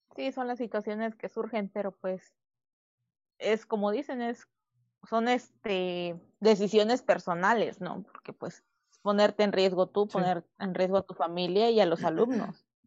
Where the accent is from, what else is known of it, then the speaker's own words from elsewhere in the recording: Sierra de Papantla, Veracruz, Mexico; also born or lived in Juan Rodríguez Clara; now in Orizaba, Mexico; Yo soy originaria de la Sierra de Papantla